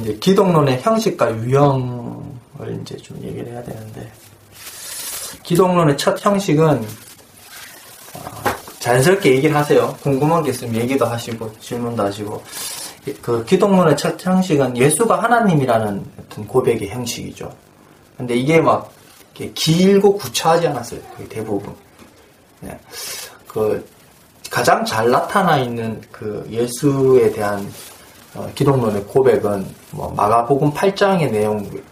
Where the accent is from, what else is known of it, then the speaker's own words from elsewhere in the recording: Daegu, South Korea; 제가 대구 사람이니까